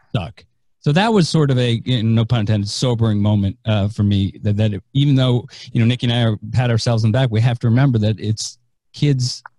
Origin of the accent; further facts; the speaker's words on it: San Francisco, California, United States; now in Tampa, United States; I am uh, from San Francisco. I live in Tampa, Florida. I still am claiming San Francisco as my hometown